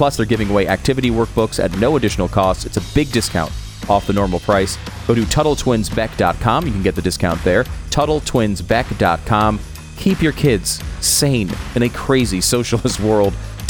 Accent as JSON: {"language": "English", "town": "Tarrytown", "region": "New York", "country": "United States", "tie": "born or raised there", "said": "I was born in Tarrytown, New York."}